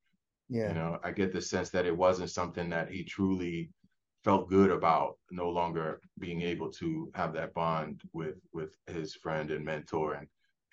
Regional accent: United States

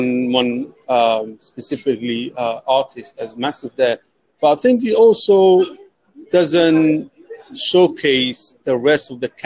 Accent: London, United Kingdom; We're from the UK, London.

